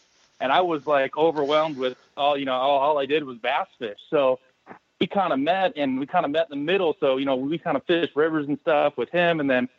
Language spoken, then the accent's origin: English; Northern California, United States; also born or lived in Oregon; growing up in Northern California